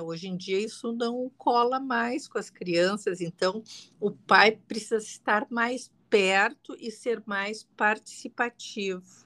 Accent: Rio Grande do Sul, Brazil; also born or lived in Porto Alegre; eu sou aqui do Rio Grande do Sul, você, uh, uh, moro em Porto Alegre

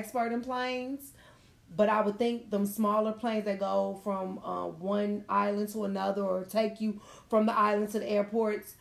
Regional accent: Chicago, Illinois, United States; I'm from Chicago

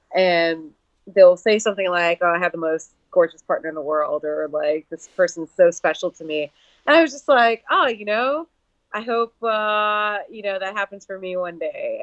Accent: New York City, New York, United States; moved away as an adult; now in Seattle, United States; I was born and raised in New York City um, and I have been living out in Seattle for the last eight months

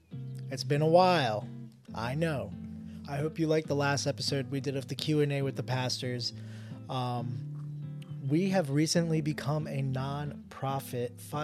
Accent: New Jersey, United States; Hey, so we're both from Jersey.

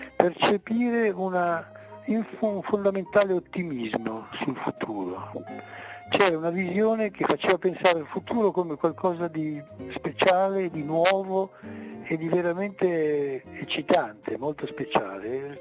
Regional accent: Merano, Trentino-Alto Adige, Italy; sono nato a Merano, quindi Merano Alto Adige

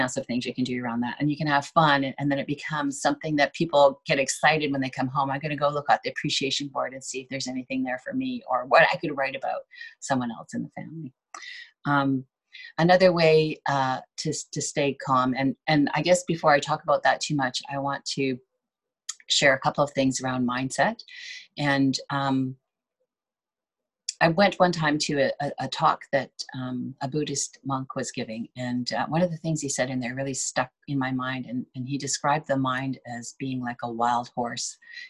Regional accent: Ontario, Canada; I came from Ontario, so snow is a big deal there.

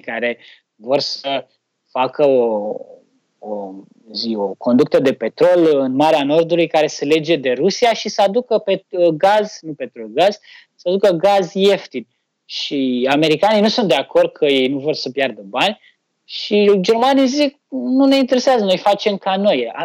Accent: Romania; noi românii

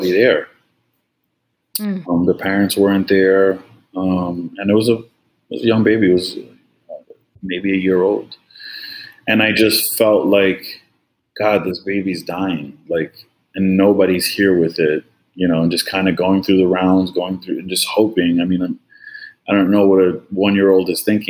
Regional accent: New York, United States; moved away as an adult; now in Florida, United States; Born and raised in New York

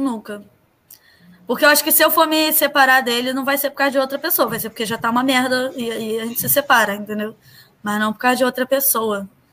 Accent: Nova Iguaçu, Rio de Janeiro, Brazil; eu nasci em Nova Iguaçu

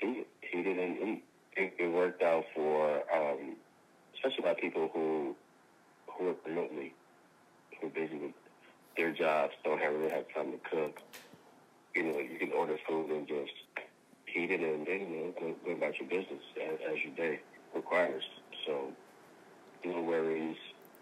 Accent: Louisiana, United States; I'm from Louisiana. I'm bringing the Southern essence to California.

